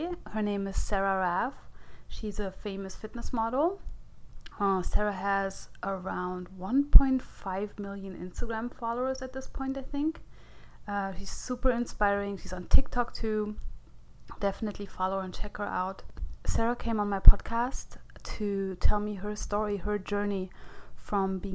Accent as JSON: {"language": "English", "country": "Germany", "tie": "born or raised there", "also_born_or_lived": "America", "second_language": "English", "moved": "as an adult", "lives_now": "United States", "said": "I was born in Germany, yeah. And I lived there for 30 years. I'm only here for like 6 years."}